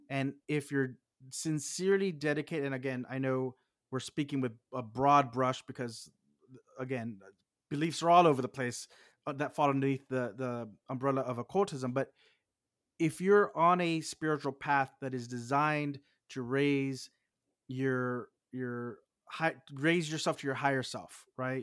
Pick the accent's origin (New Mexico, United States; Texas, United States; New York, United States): Texas, United States; I'm from Texas